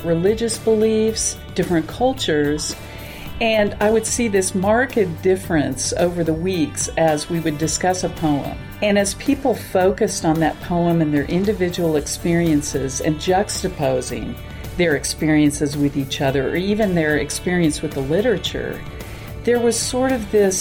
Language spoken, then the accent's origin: English; Kansas, United States; now in Denver, United States; I grew up in a small town in Kansas